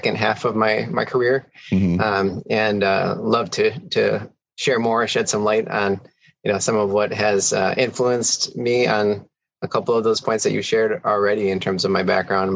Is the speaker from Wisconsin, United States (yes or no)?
yes; Milwaukee, Wisconsin, United States; also born or lived in Camp Pendleton, California; now in Baltimore, United States; I grew up in the inner city of Milwaukee on the near south side